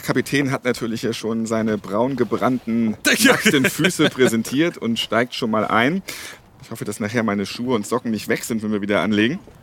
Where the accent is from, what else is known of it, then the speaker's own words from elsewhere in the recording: Hamburg, Germany; Als Hamburger Jung